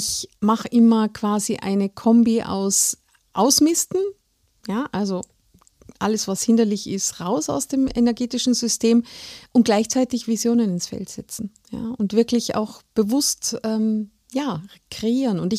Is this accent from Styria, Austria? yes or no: no; Salzburg, Austria; now in Germany; Ich, ich bin Salzburgerin